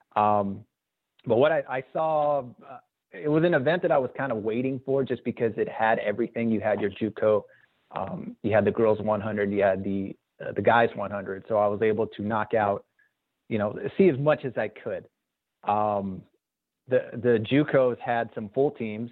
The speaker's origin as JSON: {"language": "English", "town": "Azusa", "region": "California", "country": "United States", "tie": "born or raised there", "said": "growing up in Azusa with my Azusa roots"}